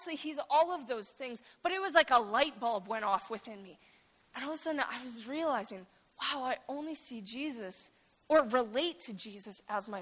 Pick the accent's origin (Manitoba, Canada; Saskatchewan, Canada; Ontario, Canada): Saskatchewan, Canada; moved away as an adult; I'm from Saskatchewan, and so I came here